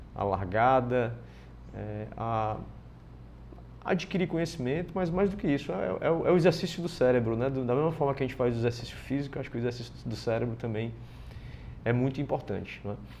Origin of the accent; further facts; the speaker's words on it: Fortaleza, Ceará, Brazil; eu sou cearense, né? é, nasci em 79, em Fortaleza, é, e Sou o filho mais velho do Otto e da Guida, né, meus pais. Depois eu tive três irmãs mulheres, Patrícia, Paula e Luciana. É, morei a minha vida inteira nas Seis Bocas.